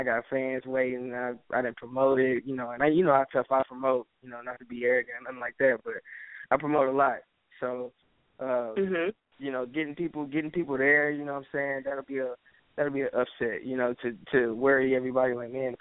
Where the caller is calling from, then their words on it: Houston, Texas, United States; I'm calling from Houston, Texas